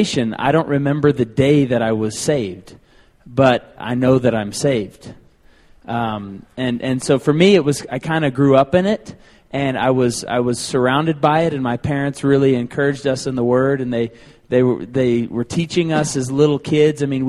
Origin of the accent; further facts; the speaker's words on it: Tulsa, Oklahoma, United States; moved away as an adult; I came from Tulsa, Oklahoma, spent 22 years there